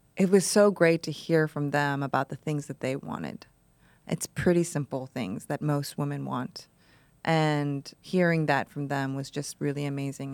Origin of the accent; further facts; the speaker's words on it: Ohio, United States; I grew up in Ohio